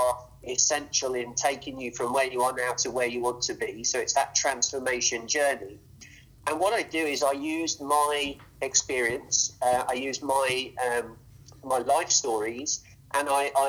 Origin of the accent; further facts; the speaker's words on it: England, United Kingdom; moved away as an adult; now in United States; originally I'm from England.